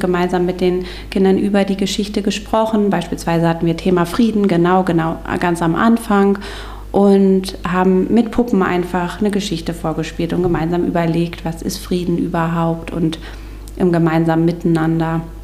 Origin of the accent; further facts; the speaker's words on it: Stormarn district, Schleswig-Holstein, Germany; moved away as an adult; also born or lived in Göttingen; Ich komme eigentlich ursprünglich auch aus dem Kreis Stormann